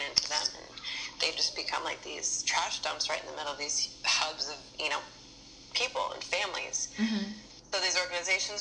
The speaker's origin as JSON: {"language": "English", "town": "Berkeley", "region": "California", "country": "United States", "tie": "born or raised there", "also_born_or_lived": "Oakland", "moved": "as an adult", "lives_now": "Los Angeles, United States", "said": "I grew up in Berkeley, and I grew up, you know, being in Oakland a lot"}